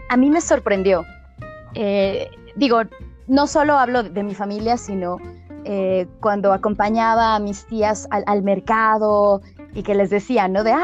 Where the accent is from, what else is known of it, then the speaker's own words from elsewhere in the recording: Mexico; que yo era México-Argelina